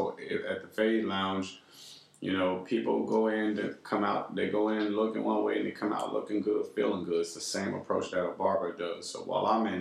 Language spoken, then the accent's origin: English; Texas, United States; I came from the Texas scene